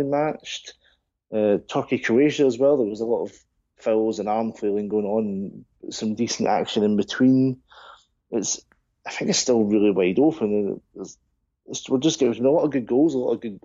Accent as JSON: {"language": "English", "region": "Scotland", "country": "United Kingdom", "said": "even as a Scotsman"}